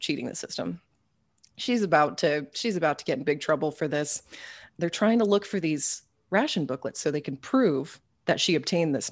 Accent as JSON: {"language": "English", "town": "Tulsa", "region": "Oklahoma", "country": "United States", "tie": "born or raised there", "said": "when I was growing up in Oklahoma, my family was all transplants from the north"}